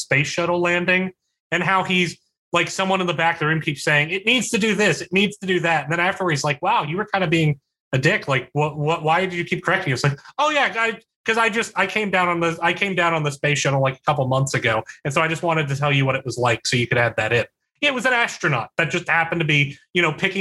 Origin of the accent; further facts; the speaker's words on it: West Virginia, United States; also born or lived in Philadelphia; now in Charlottesville, United States; I'm from West Virginia and I was living in Philadelphia. So let that sink in terms of how densely populated my hometown is